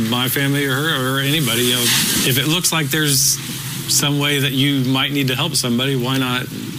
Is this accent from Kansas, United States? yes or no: yes; Manhattan, Kansas, United States; I'm from Manhattan, Kansas.